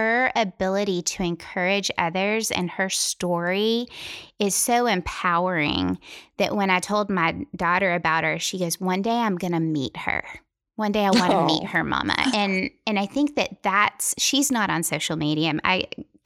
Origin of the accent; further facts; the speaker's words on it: Tennessee, United States; I'm from Tennessee